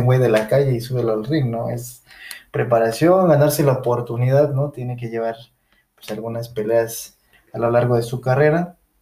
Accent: Mexico; somos mexicanos

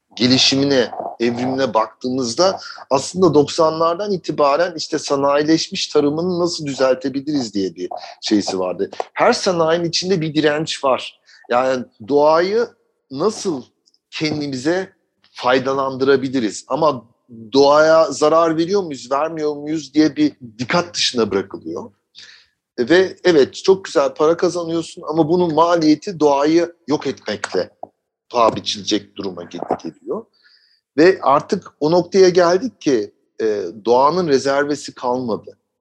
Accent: Germany; moved away as an adult; now in Turkey; ben orada doğdum. Yaşadığım ortamda e, orada liseye gittim, üniversiteyi okudum

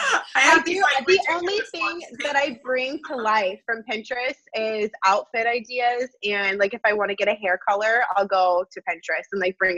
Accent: Florida, United States; I've lived in Florida my whole life

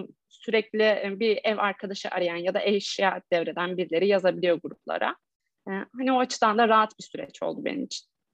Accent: Erzincan, Turkey; ben de Erzincan'da büyüdüm.

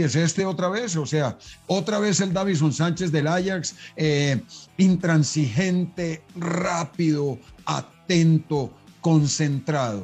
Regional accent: Colombia; also born or lived in Belgium; El futbolista colombiano, el futbolista colombiano, tenemos una tendencia a ese conformismo

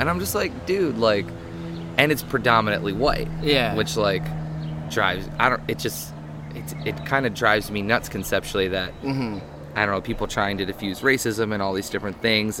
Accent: Greenfield, Massachusetts, United States; also born or lived in Cleveland, Ohio; I'm from I say I'm from Western Mass. I was born in Cleveland

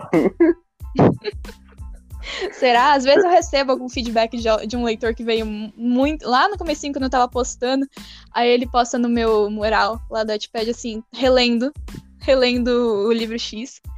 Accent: São Paulo, Brazil; Eu sou paulistana, nascida e criada na capital

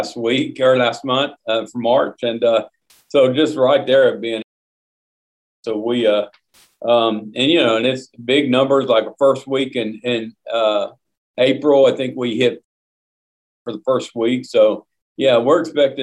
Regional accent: Oklahoma, United States; my home state of Oklahoma

